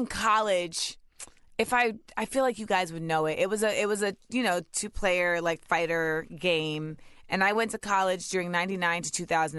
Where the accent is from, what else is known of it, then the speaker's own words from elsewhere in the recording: Grenada; like I go to Grenada every year. And like when I would go with my mom, I would have to, I'm from Grenada so and my family.